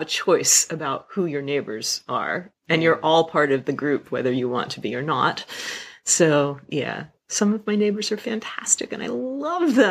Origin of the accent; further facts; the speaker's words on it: Pennsylvania, United States; also born or lived in Tokyo, Japan; now in Chiba, Japan; I grew up in Pennsylvania, in a rural place, in the middle of the mountains